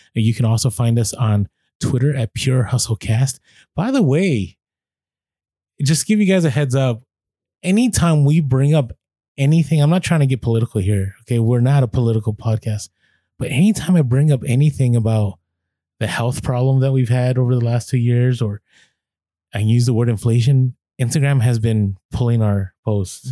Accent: San Francisco, California, United States; I grew up in the city, I grew up in San Francisco

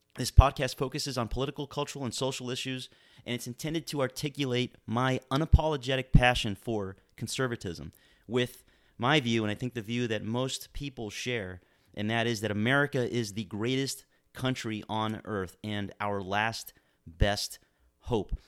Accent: Miami, Florida, United States; now in Manchester, New Hampshire, United States; I was born and raised in Miami, Florida

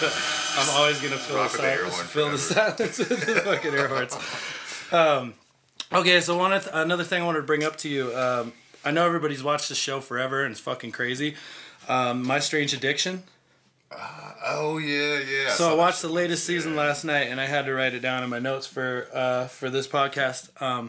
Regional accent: near Pittsburgh, Pennsylvania, United States; moved away; Pittsburgh, Pennsylvania, actually, close to my hometown, where I'm originally from

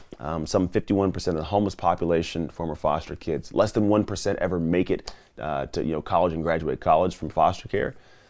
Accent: Antioch, California, United States; also born or lived in Martinez; So I grew up in the San Francisco Bay Area. I didn't grow up in a zip code that was great, but it wasn't like horrible. It was like a pretty much a town called Martinez, which is actually nearby where we're at now. Then I actually grew up in a town called Antioch

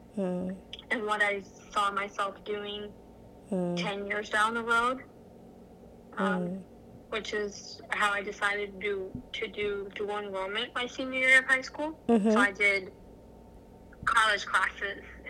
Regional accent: Fort Lauderdale, Florida, United States; moved away as an adult; now in New Jersey, United States; I was born in Fort Lauderdale, Florida.

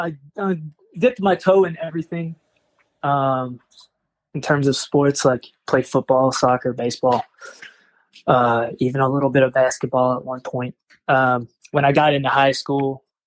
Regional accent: North Carolina, United States; now in Philadelphia, United States; I'm from North Carolina.

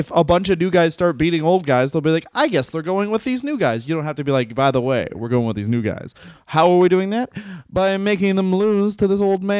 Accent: Canada; But yes, I'm from Canada.

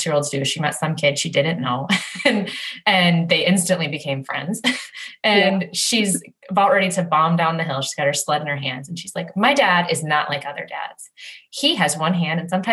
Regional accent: United States; moved away; We're American

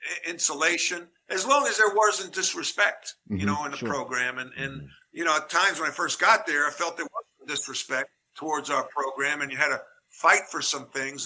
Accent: Long Island, New York, United States; moved away as an adult; also born or lived in North Carolina; It was an honor as an Irish Catholic kid growing up on Long Island.

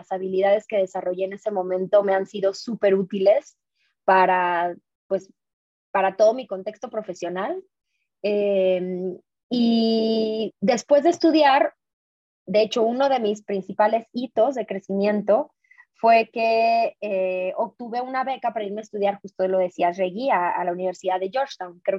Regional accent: San Luis Potosí, Mexico; moved away as an adult; also born or lived in Ciudad Juárez; now in Guadalajara, Mexico; yo vivo en Guadalajara, pero en realidad soy, siempre digo como, yo soy potosina de nacimiento, juarense de corazón y tapatía de, por convicción. ¿Y por qué? Porque, bueno, nací en San Luis Potosí, ahí obviamente ahorita todavía está toda mi familia

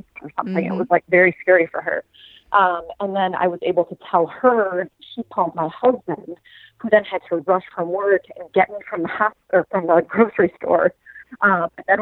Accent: Chicago, Illinois, United States; moved away as an adult; also born or lived in Springfield, Illinois / St. Louis; I'm from Chicago, so that's about 3 hours from where I grew up.

